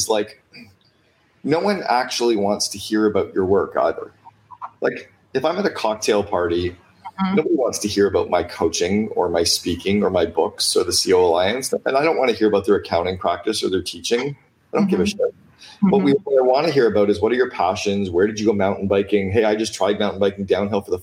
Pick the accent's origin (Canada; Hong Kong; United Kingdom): Canada; I'm Canadian